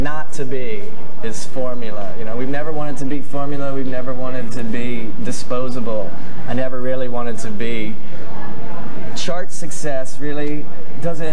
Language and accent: English; the South, United States; down the road a piece called the South, you know, where we grew up